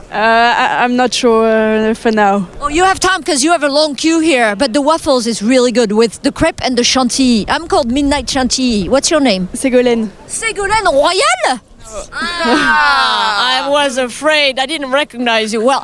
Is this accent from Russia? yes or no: yes; Russia; I'm from Russia.